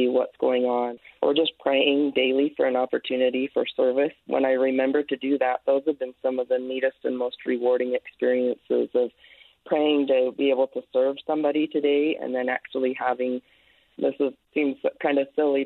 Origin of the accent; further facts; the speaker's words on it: Ogden, Utah, United States; moved away as an adult; also born or lived in Dallas, Texas; I was born and raised in the Ogden area